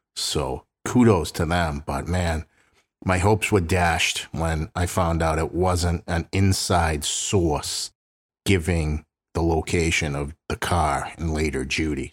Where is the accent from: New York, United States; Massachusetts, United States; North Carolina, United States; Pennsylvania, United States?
Massachusetts, United States; Boston; Both Sandy and I grew up in South Boston